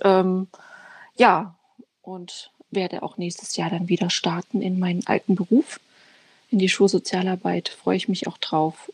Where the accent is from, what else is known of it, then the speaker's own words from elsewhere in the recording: Dresden, Saxony, Germany; moved away as an adult; also born or lived in Ghana; now in Braunschweig, Germany; ich bin äh, in Dresden geboren, bin 35